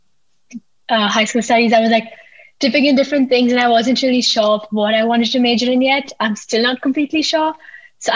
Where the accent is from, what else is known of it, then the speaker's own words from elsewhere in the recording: Pune, Maharashtra, India; I'm from India. I'm from a city called Pune in India